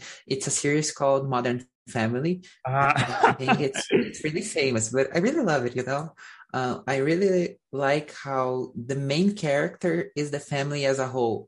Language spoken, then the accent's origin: English; Curitiba, Paraná, Brazil; my university is in the city I grew up in. So I'm from Curitiba. It's a city